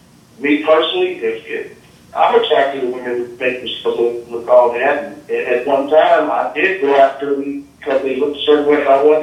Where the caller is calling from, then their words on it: Indianapolis, Indiana, United States; I'm from Indy.